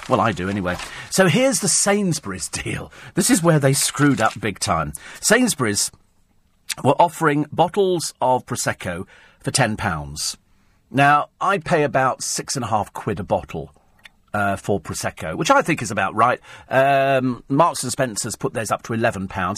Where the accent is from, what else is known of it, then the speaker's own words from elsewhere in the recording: Bromley, London, United Kingdom; also born or lived in Berkshire; I was born in Bromley, which is in Kent